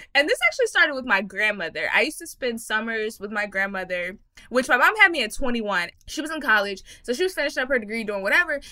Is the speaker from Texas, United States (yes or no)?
yes; Texas, United States; I'm from Texas